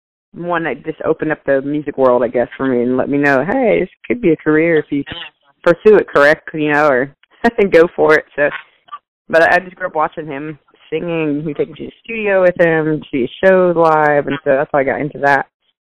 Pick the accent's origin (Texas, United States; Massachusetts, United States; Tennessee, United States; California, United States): Tennessee, United States; Nashville; I'm in Nashville. That's my hometown.